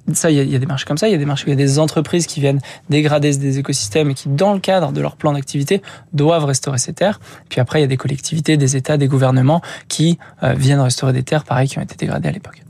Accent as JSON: {"language": "French", "town": "Rémire-Montjoly", "country": "French Guiana", "tie": "born or raised there", "moved": "yes", "said": "j'ai grandi en Guyane, en Guyane française, euh, donc vers montjoly donc ma famille qui était installée là-bas. J'ai fait la moitié de mon enfance."}